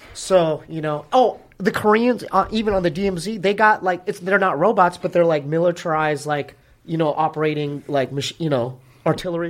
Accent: Poway, California, United States; we're from Poway. Me and my brother are from, uh, you know, inland

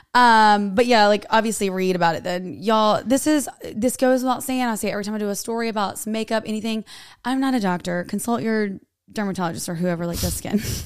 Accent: North Carolina, United States; I am from North Carolina

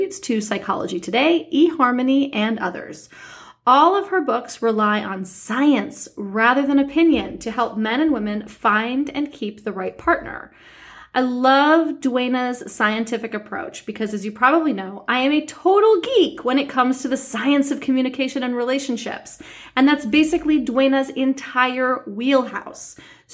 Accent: New York City, New York, United States; moved away as an adult; I grew up in New York City

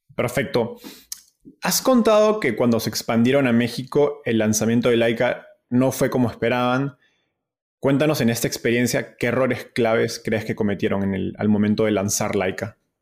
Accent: Peru; Perú, de donde soy

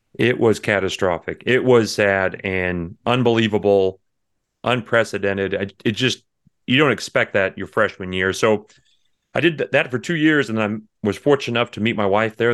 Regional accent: near San Antonio, Texas Hill Country, United States; I was born in San Antonio. I was raised in the hill country right outside there

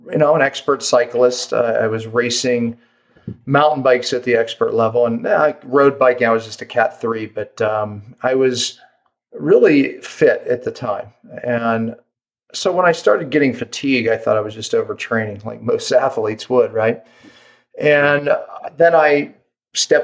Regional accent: Pittsburgh, Pennsylvania, United States; moved away as an adult; now in Park City, United States; I live in Park City, Utah, but I was actually born and raised in Pittsburgh, Pennsylvania

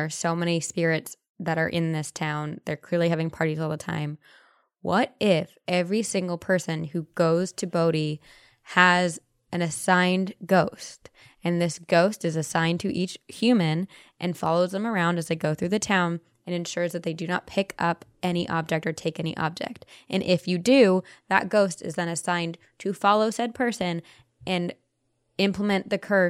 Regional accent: Buenos Aires, Argentina; I am Latina. I am from Buenos Aires, Argentina, and at least in my country, white magic is more common than black magic.

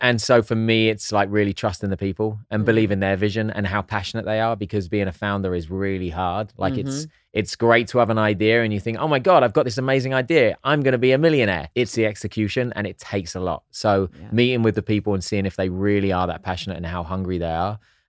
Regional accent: England, United Kingdom; Just because I'm English, I can still figure some things out.

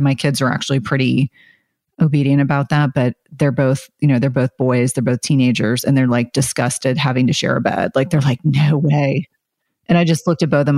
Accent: South Carolina, United States; I was born in South Carolina

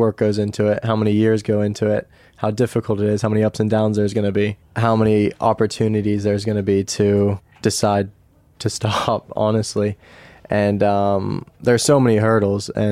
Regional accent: United States; moved away; also born or lived in Europe; being an American racing in Europe

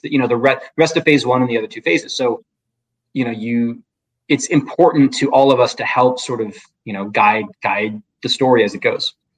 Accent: Midwest, United States; I grew up in the Midwest

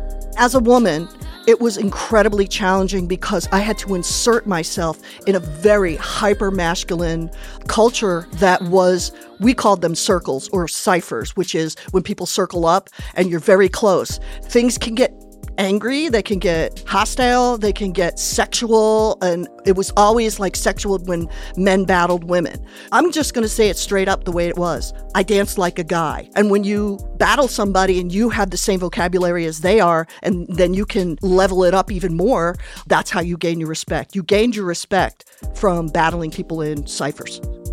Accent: Connecticut, United States; And I'm a breakdancer from the 80s who became a stand-up comic. I grew up in Connecticut, believe it or not.

